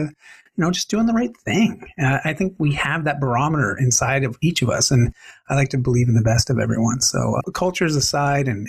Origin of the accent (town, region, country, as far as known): Canada